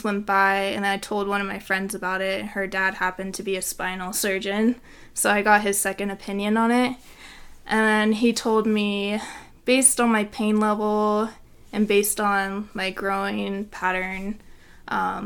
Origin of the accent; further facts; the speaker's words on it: San Francisco, California, United States; moved away as an adult; now in Provo, United States; I'm from San Francisco